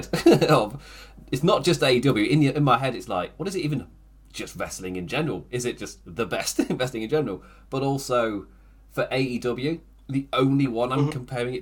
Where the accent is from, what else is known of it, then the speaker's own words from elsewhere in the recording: United Kingdom; As a British person